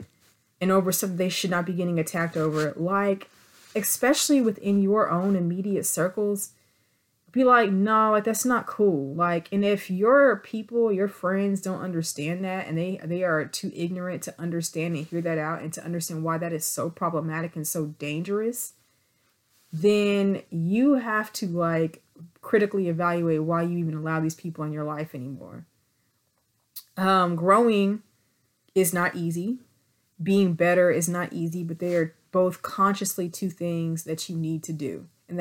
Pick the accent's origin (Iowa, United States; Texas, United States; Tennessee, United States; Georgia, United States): Texas, United States; Abilene; now in Dallas, United States; I'm from Abilene, Texas, first of all. I'm an Abilene, Texas, living in Dallas transplant